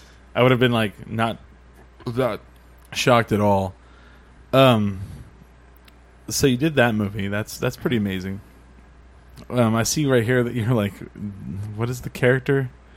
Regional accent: Savannah, Georgia, United States; I'm from Savannah.

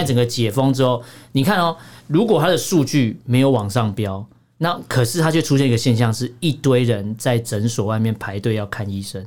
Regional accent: Taiwan

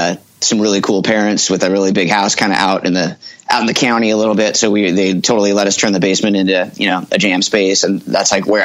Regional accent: Mount Vernon, Washington, United States; also born or lived in Bellingham, United States; I was born in Bellingham, Washington, which is right up by the Canadian border.

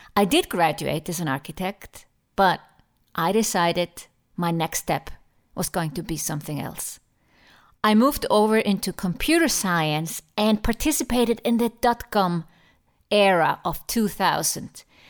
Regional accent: Iceland; moved away as an adult; also born or lived in Germany / London; now in Switzerland; I appreciate my home country, Iceland, more and more the longer I live abroad

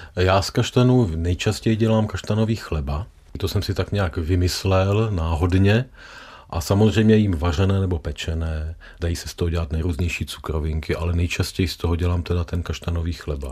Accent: South Moravian Region, Czechia; u nás na Jižní Moravě

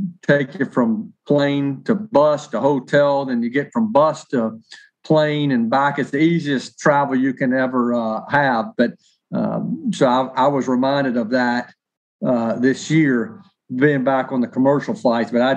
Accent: Nashville, Tennessee, United States; work in my hometown covering an NFL team

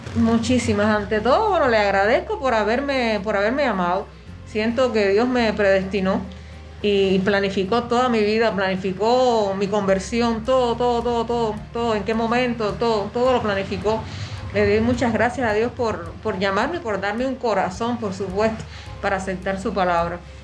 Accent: Camagüey, Cuba; moved away as an adult; now in Havana, Cuba; yo soy de Camagüey, entonces yo vine acá a La Habana

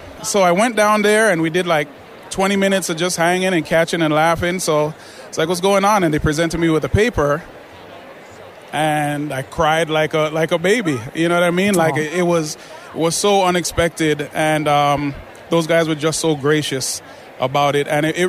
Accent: Jamaica; I'm Jamaican

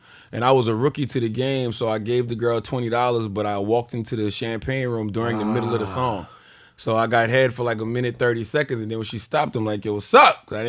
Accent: Southern United States, United States; I'm from the South, man.

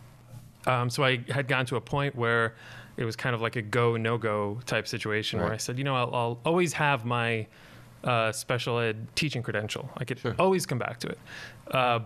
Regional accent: Long Island, New York, United States; moved away as an adult; also born or lived in Southern California; I grew up on Long Island in New York

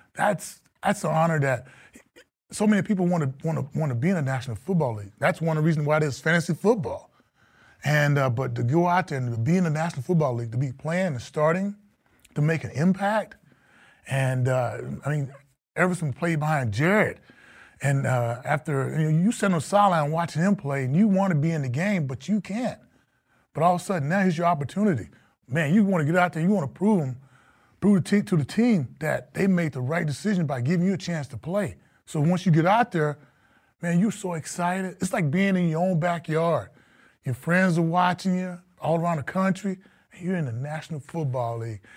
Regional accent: Texas, United States; moved away as an adult; now in Minnesota, United States; a kid from Texas, small town

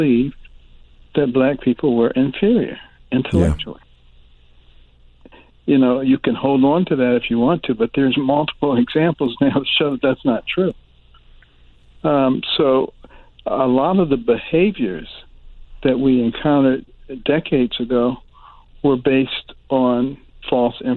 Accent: Detroit, Michigan, United States; also born or lived in Boston, Massachusetts / New Haven, Connecticut / Ann Arbor, Michigan / Baltimore, Maryland; I grew up in Detroit and in Boston, you know, late 50s and the 60s.

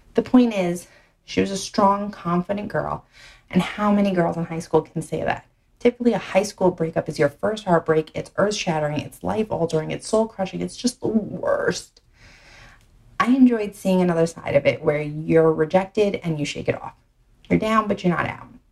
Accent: New York City, New York, United States; accent: Brooklyn; my Brooklyn accent

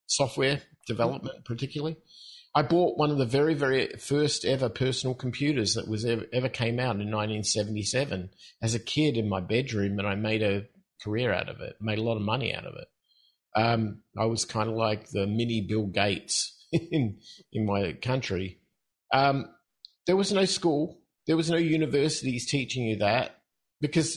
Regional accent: Australia; moved away as an adult; also born or lived in Mexico; I'm from Australia originally, and I guess that starts the whole process off. And the other part, and I'm sure your listeners will appreciate it, is that I'm in my late 50s. So I grew up at a time when there were no rules. We were what we called free-range kids in Australia.

